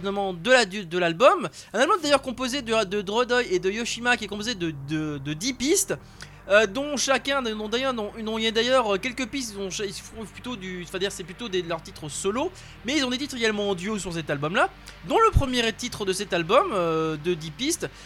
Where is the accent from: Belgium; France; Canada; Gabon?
France; chez nous en France